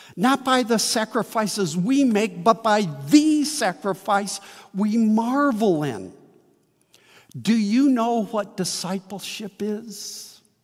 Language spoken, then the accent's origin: English; Midwest, United States; also born or lived in Wheaton, Illinois; now in St. Charles, United States; I've seen flowering crabs all my life in the Midwest